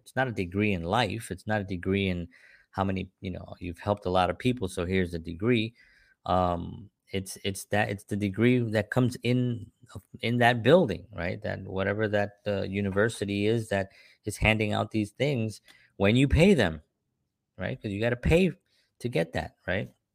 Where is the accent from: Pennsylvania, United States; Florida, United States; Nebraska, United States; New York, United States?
New York, United States; New York City; when I was growing up in the South Bronx